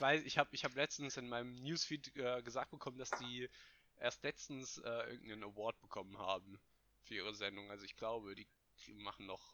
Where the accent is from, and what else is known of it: Hesse, Germany